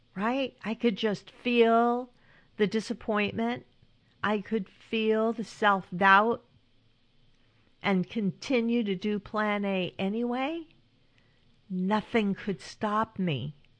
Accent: California, United States; also born or lived in Northeast United States; now in Northeast, United States; When I was growing up in California

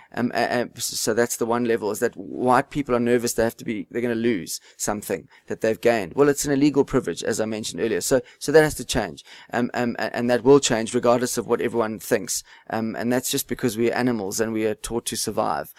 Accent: South Africa; You just can't give up being South African.

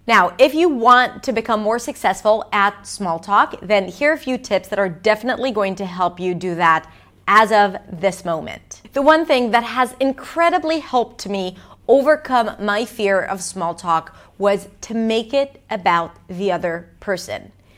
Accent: Israel; English is a second language; I'm Israeli, as you may or may not know. I'm not American

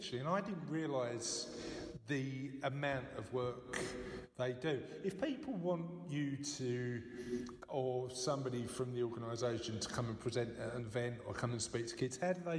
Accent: London, United Kingdom; I'm only a boy from Canning Town.

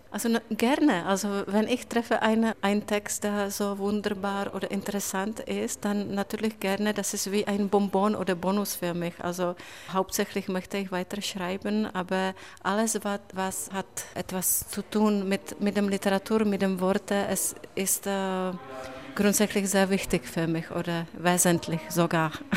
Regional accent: Brno, South Moravian Region, Czechia; German is a second language; now in Berlin, Germany; in Brno, in meiner Mutterstadt, war die letzte Woche Premiere, mein Theaterstück

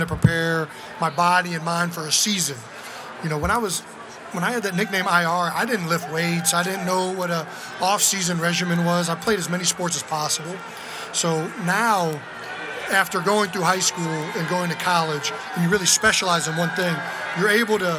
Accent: Cleveland Heights, Ohio, United States; moved away; Growing up in Cleveland, we were always on the Browns

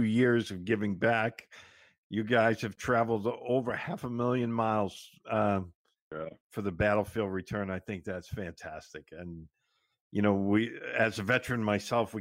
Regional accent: Boston, Massachusetts, United States; I grew up in Boston

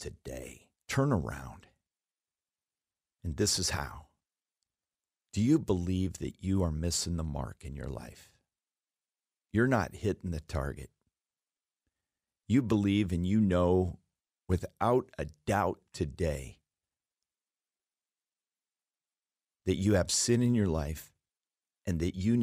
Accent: Alaska, United States; I was raised in Alaska

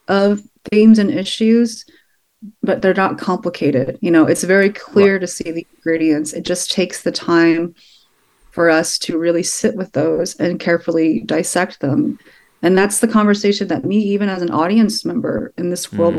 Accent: Sugar Land, Texas, United States; I grew up in a town nearby, yeah. about an hour and a half nearby

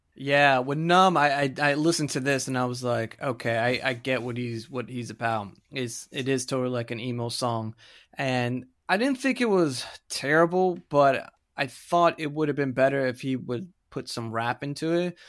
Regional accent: Florida, United States; I'm from Florida. I grew up there

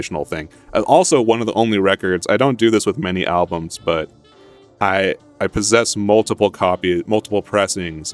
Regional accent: Ashland, Oregon, United States; also born or lived in Santa Monica, California; I'm from Ashland. I was born in Santa Monica, but I grew up in Southern Oregon, Ashland, Oregon

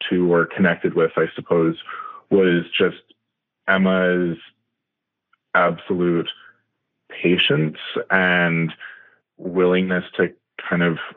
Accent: Canada; I'm Canadian

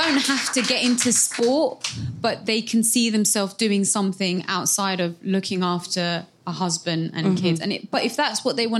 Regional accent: Somalia; So I represent my home country of Somalia.

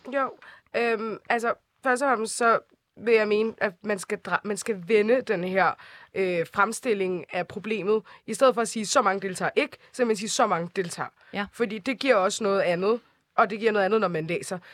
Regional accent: Copenhagen, Capital Region of Denmark, Denmark; jeg er vokset op i Nordvest

